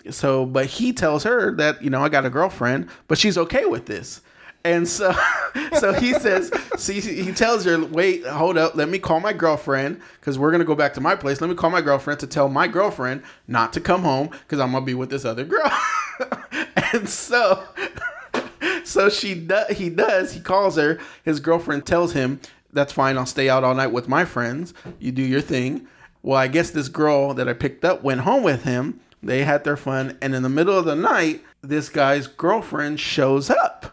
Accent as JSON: {"language": "English", "town": "San Bernardino", "region": "California", "country": "United States", "tie": "born or raised there", "moved": "as an adult", "lives_now": "Los Angeles, United States", "said": "I grew up in San Bernardino"}